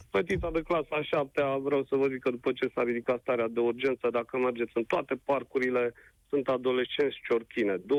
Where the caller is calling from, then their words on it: Brașov, Brașov County, Romania; Sunt … din Brașov, am doi copii